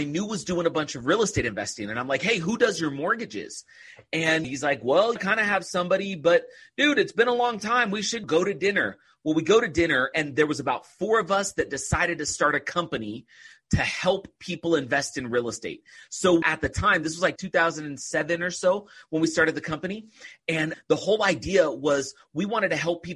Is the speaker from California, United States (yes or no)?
yes; just outside of Oakland, California, United States; now in Utah, United States; I grew up in California, just right outside of Oakland.